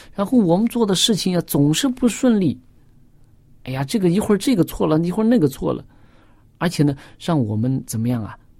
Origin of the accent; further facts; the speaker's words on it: China; 我们中国人